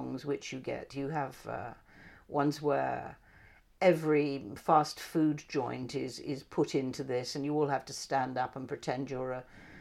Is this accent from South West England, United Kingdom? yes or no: yes; Christchurch, South West England, United Kingdom; I was brought up in Christchurch